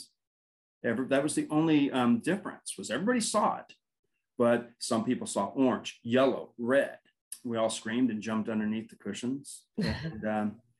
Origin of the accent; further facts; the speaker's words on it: Burbank, California, United States; I grew up in Burbank, California, and we lived in these triplexes